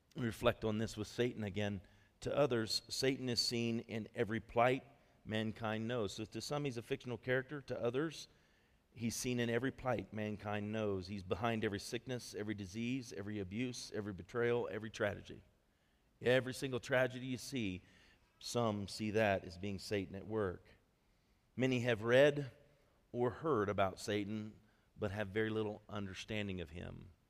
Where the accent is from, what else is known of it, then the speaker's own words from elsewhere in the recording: Ohio, United States; moved away as an adult; now in Colorado Springs, United States; I came from Ohio